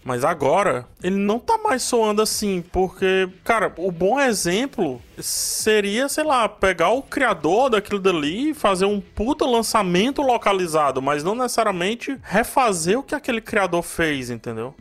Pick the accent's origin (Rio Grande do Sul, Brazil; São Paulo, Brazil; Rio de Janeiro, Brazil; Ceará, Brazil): Ceará, Brazil; Cearense; eu que não sou, sou cearense